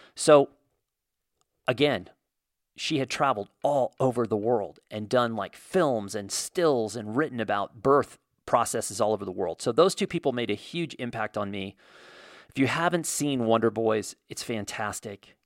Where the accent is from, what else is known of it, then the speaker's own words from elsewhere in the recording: Indiana, United States; I grew up in Indiana